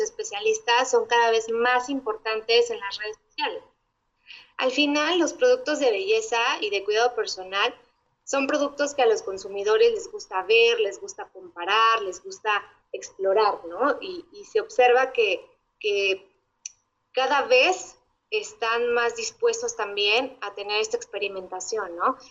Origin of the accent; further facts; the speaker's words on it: Mexico; lo que nos distingue como mexicanos